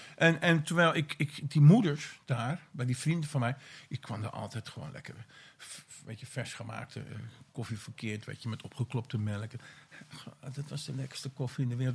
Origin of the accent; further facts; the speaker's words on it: Vinkeveen, Utrecht, Netherlands; Ik ben opgegroeid in Vinkerveen hm. Op de Bamerige Zuwe